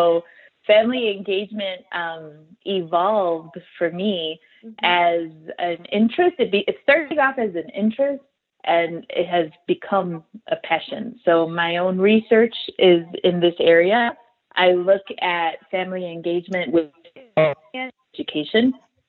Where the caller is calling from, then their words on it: Chicago, Illinois, United States; I'm calling in from the Chicago area. So I'm calling in live from the Chicago area.